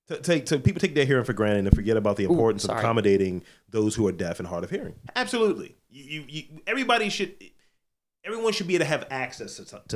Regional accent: United Kingdom; Of course, being British, we are much more likely to have a bit of a giggle and a blush.

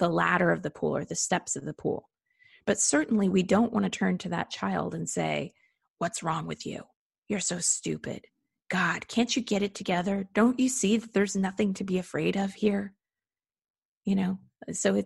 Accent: United States; being an American

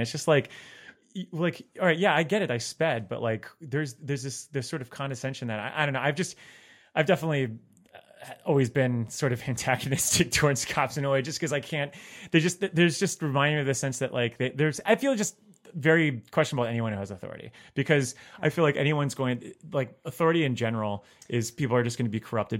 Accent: Florida, United States; I mean, I'm from South Florida and I would have to do the drives around like, you know, Tallahassee.

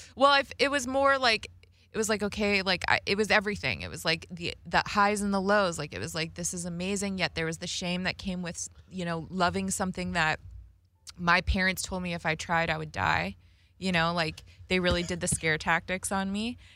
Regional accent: Las Vegas, Nevada, United States; I grew up in Vegas, like, listening to rap and hip hop as a kid

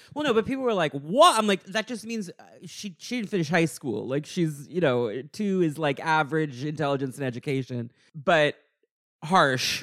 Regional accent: United States; being Irish American

